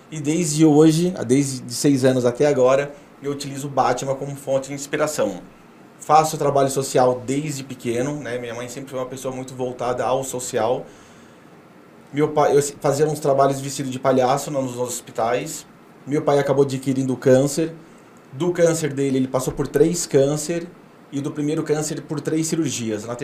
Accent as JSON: {"language": "Portuguese", "town": "Clevelândia", "region": "Paraná", "country": "Brazil", "also_born_or_lived": "Rio Grande do Sul", "said": "eu sou de, eu sou de Clevelândia, do Paraná, nasci ah. em tá. Clevelândia. É, morei no Rio Grande do Sul."}